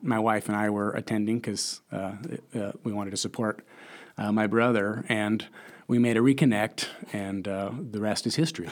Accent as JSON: {"language": "English", "town": "Lincoln", "region": "Nebraska", "country": "United States", "tie": "born or raised there", "also_born_or_lived": "Chicago", "said": "I'm from Lincoln, Nebraska, born and raised, uh, right here"}